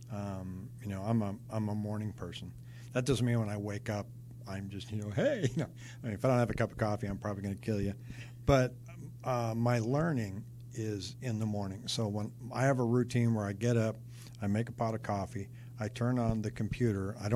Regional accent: Seattle, Washington, United States; also born or lived in California / New York / Rochester / Denver; now in Phoenix, United States; I'm originally from Seattle. I lived in California. I lived in upstate New York, and then Rochester, New York, and then came out here somewhere in the middle of that, I lived in Denver.

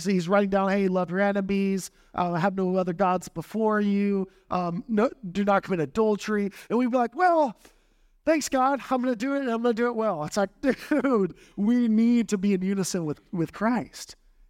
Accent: Texas, United States; You know, I grew up in South Texas, 90, probably 100%, 90% Catholic and Roman Catholic.

